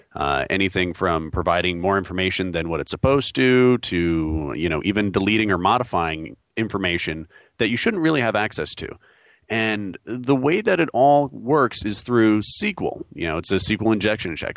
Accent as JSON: {"language": "English", "region": "New York", "country": "United States", "tie": "born or raised there", "moved": "yes", "lives_now": "North Carolina, United States", "said": "I'm a New Yorker, born and bred"}